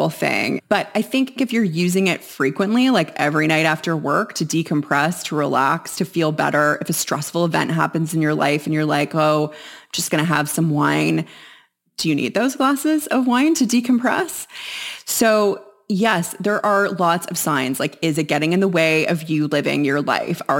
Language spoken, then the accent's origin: English; Winnipeg, Manitoba, Canada; born there; I was born in Winnipeg, Manitoba, and I grew up moving around quite a bit in my childhood and then more again as a teenager.